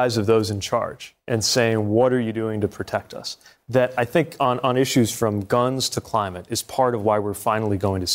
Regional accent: Indiana, United States; I'm from Indiana

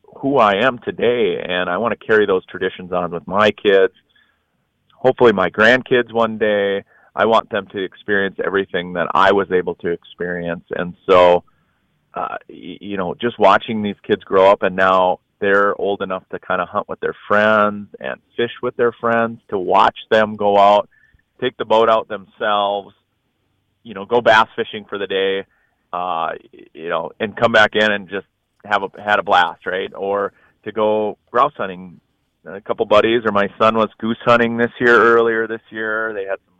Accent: northern Minnesota, United States; Grew up in northern Minnesota watching the Vikings.

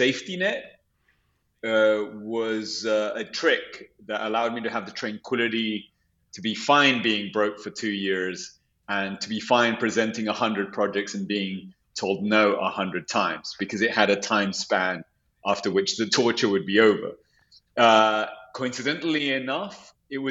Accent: London, United Kingdom; also born or lived in Santiago, Chile; now in New York, United States; I was raised in London

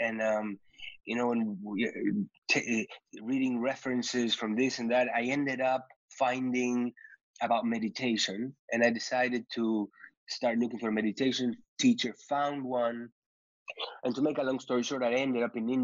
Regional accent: Uruguay; moved away as an adult; also born or lived in New York; I was born and raised in Uruguay

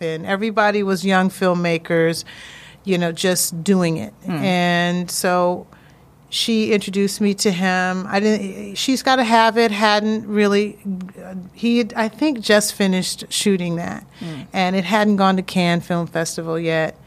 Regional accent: Springfield, Massachusetts, United States; moved away as an adult; also born or lived in Hampton, Virginia; I went back to my hometown, Springfield, Mass

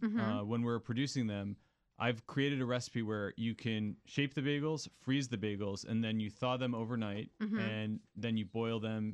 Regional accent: New York City, New York, United States; now in Washington, D.C., United States; So I'm originally from New York City, came to D.C. via Osteria Marini

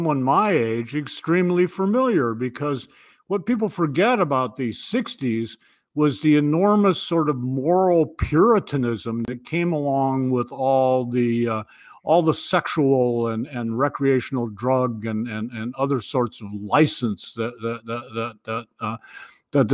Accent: Ohio, United States; moved away as an adult; now in New Hampshire, United States; I was born and raised in the Midwest, but I came east

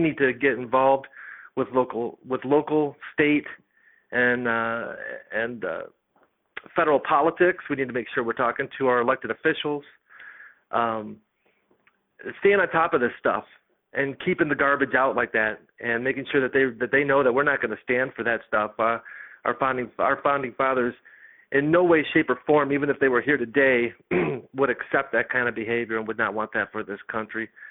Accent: United States; as American citizens

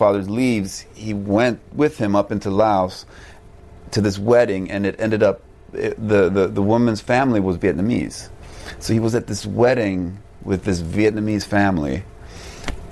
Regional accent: Sweden; moved away as an adult; But I'm Swedish. I grew up in Sweden and I went to school there

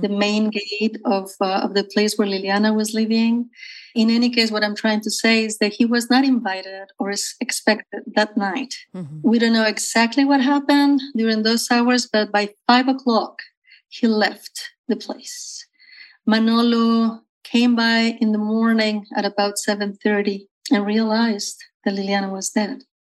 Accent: Mexico; also born or lived in Matamoros, Tamaulipas, Mexico / central Mexico; I was born actually on the Mexican side of the U.S. Mexico borderline uh, in Matamoros, Tamaulipas

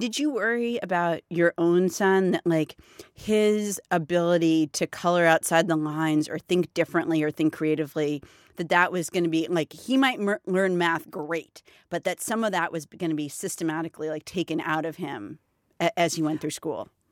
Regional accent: United States; myself, as an American parent

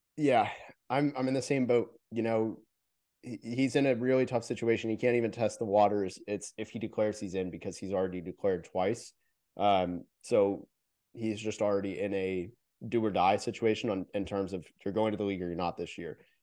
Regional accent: Orlando, Florida, United States; moved away; I'm from Orlando originally

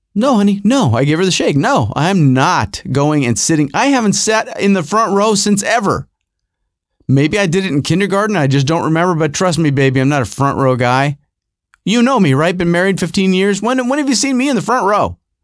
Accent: Rochester, New York, United States; moved away; also born or lived in Los Angeles; when I was growing up in Rochester, New York

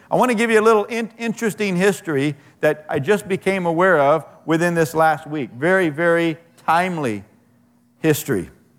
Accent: Anaheim, California, United States; I grew up in Anaheim in the late 1950s. We lived on Dahlia Drive, and so did the pastor of the Anaheim Four Square Church.

